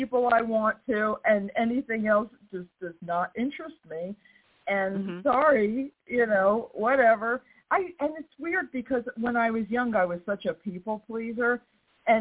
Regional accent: New York, United States; now in the South, United States; I'm from New York. I live in the South.

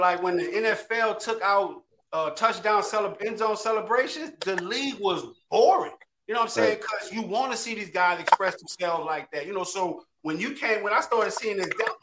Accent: New Orleans, Louisiana, United States; I'm from New Orleans

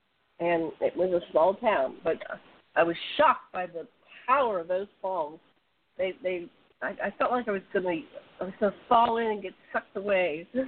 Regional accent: Pittsburgh, Pennsylvania, United States; moved away as an adult; also born or lived in State College, Pennsylvania / Oahu, Hawaii; now in Maui, United States; I was born and raised in Pittsburgh, Pennsylvania. And then I moved to State College, which was a major move of my second marriage. And then I moved to Oahu in Hawaii, and I'm living right now in Maui, Hawaii.

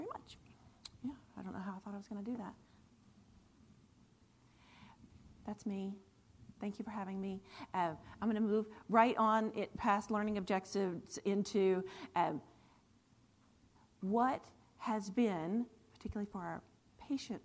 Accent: Cary, North Carolina, United States; also born or lived in Morrisville, North Carolina / Wilmington, North Carolina; You're in my hometown. I grew up here in Cary and Morrisville

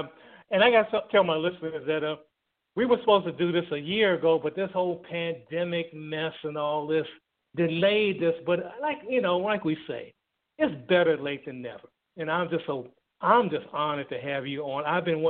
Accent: Thailand; now in United States; be it in my hometown in Thailand

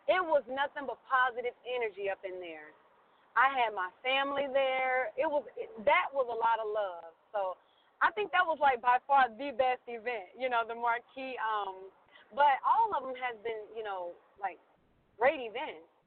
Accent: Cincinnati, Ohio, United States; I started doing insurance in Ohio. I was, you know, I'm from Cincinnati

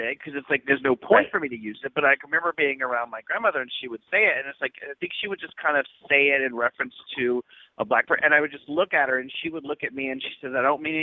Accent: the South, United States; I am from the South, so it's like I grew up hearing the word

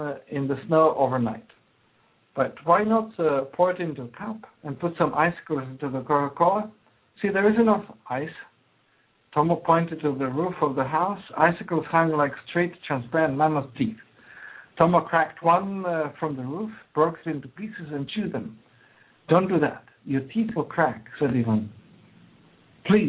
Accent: Croatia; English is a second language; now in United States; I emigrated from Yugoslavia, actually Croatia, but then it was one country, Yugoslavia

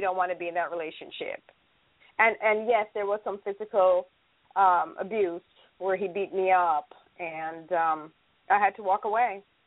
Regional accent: Jamaica; now in United States; I am from the beautiful island of Jamaica

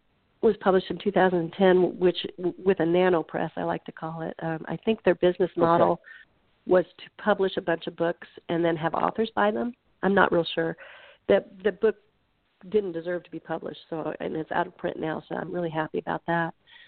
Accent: Nebraska, United States; I'm not a conservationist because, you know, I'm from Nebraska.

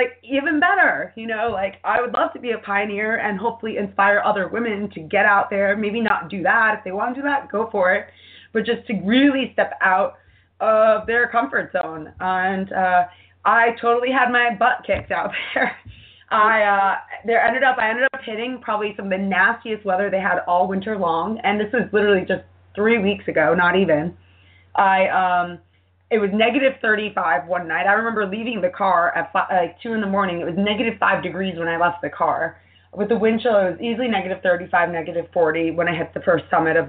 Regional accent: New York, United States; being a New Yorker

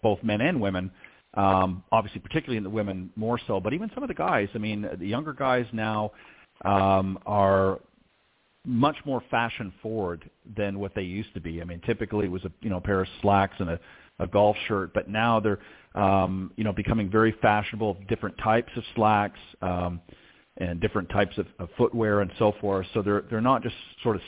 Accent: Toronto, Ontario, Canada; accent: Canadian; If you haven't picked up the Canadian accent yet, you will, I'm sure, through our conversation. But obviously, I was from the Toronto area

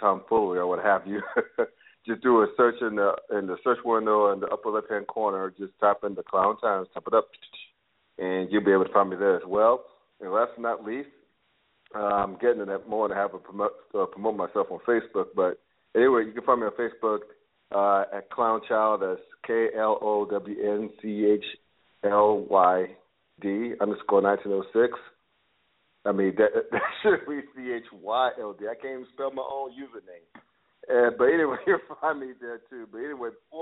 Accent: the South, United States; I grew up in the South.

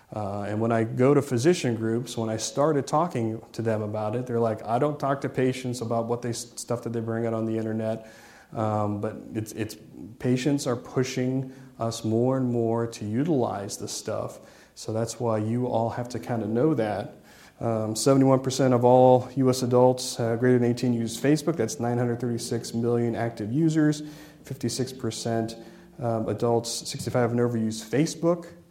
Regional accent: Ohio, United States; I'm from Ohio

